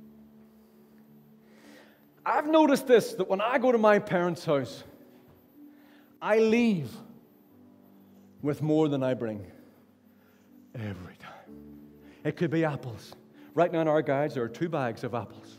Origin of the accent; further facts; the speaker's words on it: Ballynahinch, Northern Ireland, United Kingdom; now in Derry, United Kingdom; So I'm from Ballinahinch.